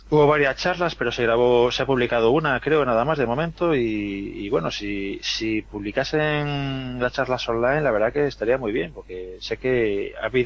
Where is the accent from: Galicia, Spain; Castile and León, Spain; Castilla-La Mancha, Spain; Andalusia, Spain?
Galicia, Spain; Vigo; now in Madrid, Spain; No, yo estoy en Madrid, no estoy en Vigo. Bueno, soy de Vigo, pero no vivo allí.